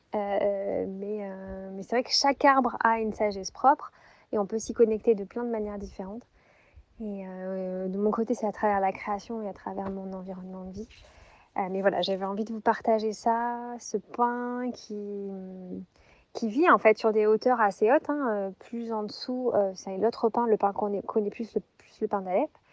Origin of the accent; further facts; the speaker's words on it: Montpellier, Occitania, France; now in Morvan, France; je suis née à Montpellier euh, et aujourd'hui je vis dans un environnement magique euh, dans le, au cœur de la forêt, dans le sud du Morvan en Bourgogne